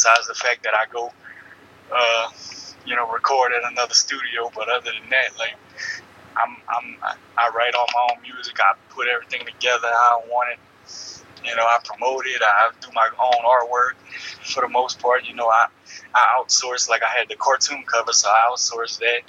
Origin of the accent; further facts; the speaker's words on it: Louisiana, United States; growing up from Louisiana